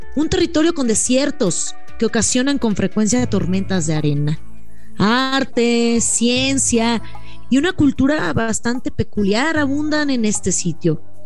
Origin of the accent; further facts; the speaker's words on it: Mexico; nuestras mujeres mexicanas